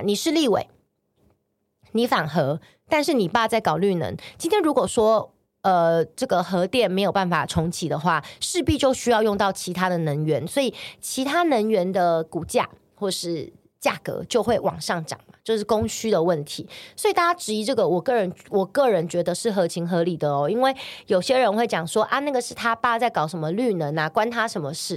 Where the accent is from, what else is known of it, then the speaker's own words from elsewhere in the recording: Taiwan; 我是一个台湾人，这里是我出生，我土生土长的地方，包括我现在也在这生活